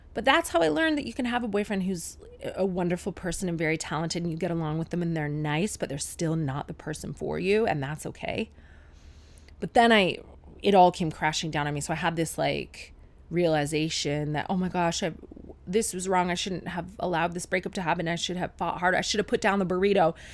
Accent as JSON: {"language": "English", "town": "Sarnia", "region": "Ontario", "country": "Canada", "tie": "born or raised there", "said": "my hometown Sarnia girlfriends"}